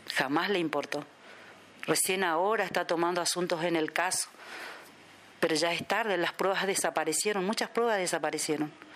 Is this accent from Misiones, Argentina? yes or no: yes; Posadas, Misiones, Argentina; soy de Posadas Misiones, República Argentina